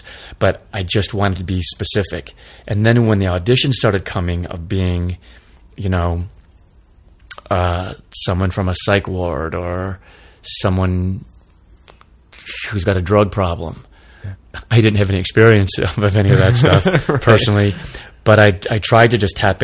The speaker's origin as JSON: {"language": "English", "region": "Michigan", "country": "United States", "tie": "born or raised there", "moved": "yes", "said": "growing up in Michigan"}